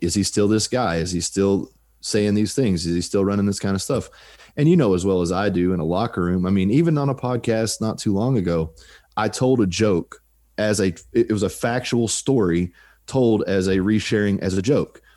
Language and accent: English; United States; I'm an American